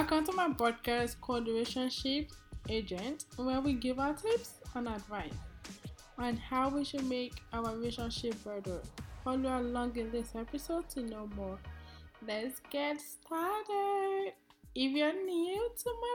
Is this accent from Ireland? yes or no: no; Nigeria; moved away; my home country, in Nigeria